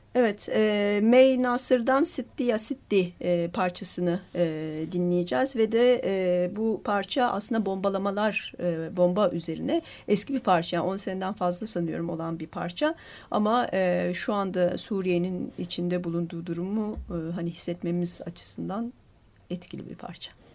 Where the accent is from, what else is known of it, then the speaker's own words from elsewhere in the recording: Turkey; biz Türkiye'liler olarak